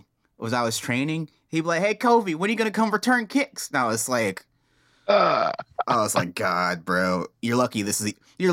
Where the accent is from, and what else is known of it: North Carolina, United States